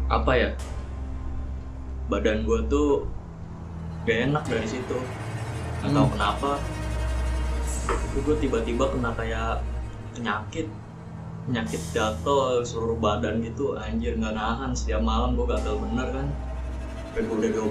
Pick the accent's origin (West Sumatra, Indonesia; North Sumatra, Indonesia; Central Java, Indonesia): Central Java, Indonesia; Kebumen; gue kampung gue di itu kebumen hmm. Nah, gue pagi-pagi berangkat ke Purwolinggo buat berobat di Solo